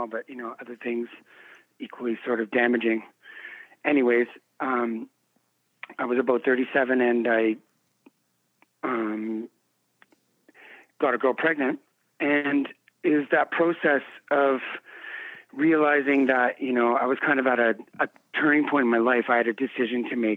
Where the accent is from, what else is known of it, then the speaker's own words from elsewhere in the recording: Canada; I was born and raised in Canada